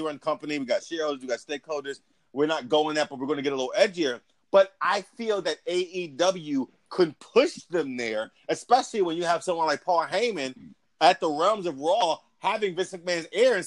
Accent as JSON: {"language": "English", "town": "Philadelphia", "region": "Pennsylvania", "country": "United States", "tie": "born or raised there", "said": "where I grew up in South Philly"}